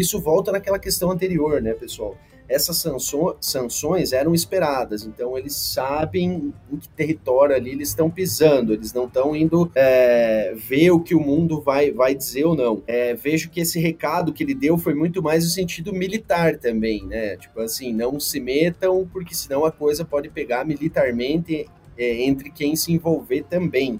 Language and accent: Portuguese; Xanxerê, Santa Catarina, Brazil; moved away as an adult; now in Goiás, Brazil; trabalho aqui em Goiás há cerca de 11 anos, sou catarinense de Xanxerê